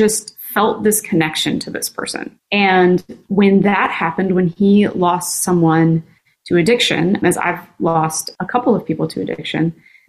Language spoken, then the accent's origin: English; Tennessee, United States; accent: Southern; I wish I still had my Southern accent, which I definitely had, and a strong Tennessee accent, but I have lost it living amongst the Yankees for so many years.